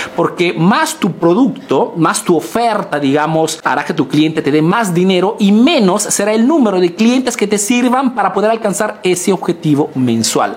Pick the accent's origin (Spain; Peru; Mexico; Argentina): Peru; now in Italy